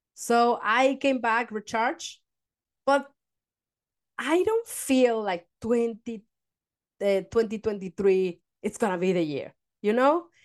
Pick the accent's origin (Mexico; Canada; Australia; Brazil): Mexico; now in Denmark; I come from Mexico